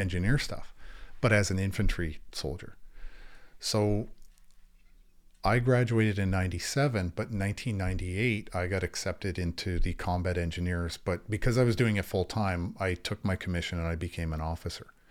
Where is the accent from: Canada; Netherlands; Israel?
Canada; Niagara Falls, Ontario; also born or lived in St. Catharines, Ontario; I was born and raised in, between Niagara Falls and, and Saint Catharines